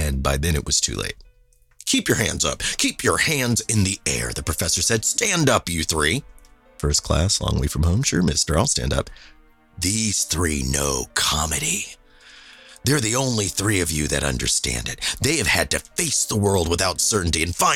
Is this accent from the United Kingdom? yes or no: no; Kansas City, United States; moved away as an adult; I was from Kansas City